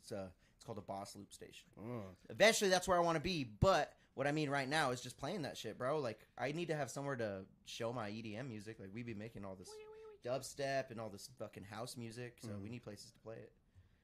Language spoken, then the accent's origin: English; Pueblo, Colorado, United States; we're from Pueblo, bro. Avondale.